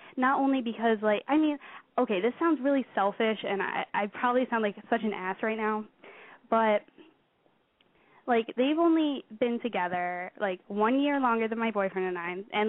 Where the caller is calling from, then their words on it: Pennsylvania, United States; I am 18 years old, and I live in Pennsylvania.